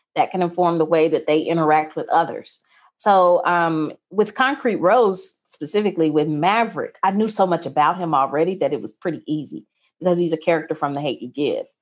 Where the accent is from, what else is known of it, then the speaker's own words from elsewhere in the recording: Mississippi, United States; I was going to a mostly white, upper-class, private Christian school in conservative Mississippi